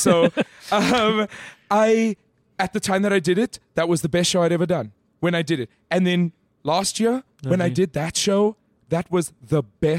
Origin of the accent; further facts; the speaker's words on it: Johannesburg, Gauteng, South Africa; In Greenside.